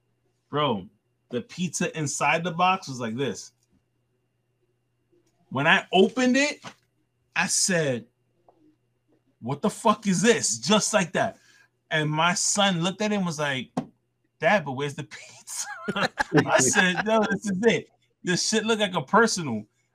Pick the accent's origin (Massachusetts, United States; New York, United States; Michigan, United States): New York, United States; New York City; now in Brooklyn, United States; I grew up in the Bronx my whole life, right? All the way until I met my wife. She stayed in the Bronx living with me for like a good while until we found a place in Brooklyn.